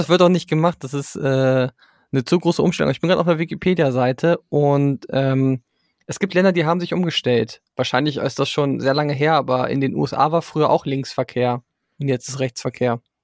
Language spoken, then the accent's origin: German; Germany; first language German; mir als Deutscher